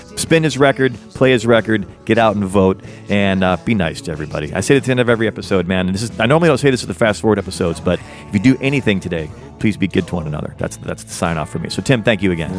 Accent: United States; I'm an American. I pay taxes in America. I speak the American version of English

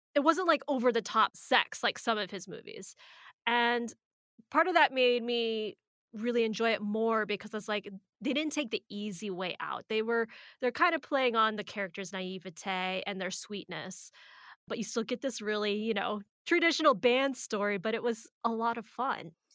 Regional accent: Arizona, United States; we're from Arizona

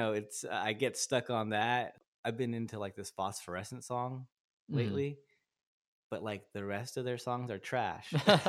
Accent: Turlock, California, United States; now in Stockton, United States; Like I said, I moved to Stockton in like 2011. I'm from Turlock. And I wrote probably, I think the songs I'm going to play for you today, I wrote in Turlock.

